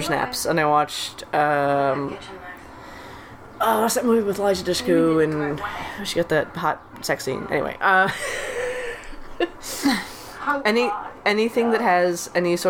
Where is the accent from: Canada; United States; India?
Canada; Sydney, Nova Scotia; in Nova Scotia, in where I grew up in Sydney